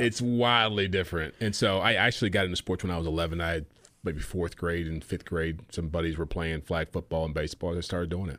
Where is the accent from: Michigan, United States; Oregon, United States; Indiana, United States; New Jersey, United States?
Michigan, United States; Ann Arbor; moved away; also born or lived in California / New York; Ann Arbor, Michigan, that's where I grew up.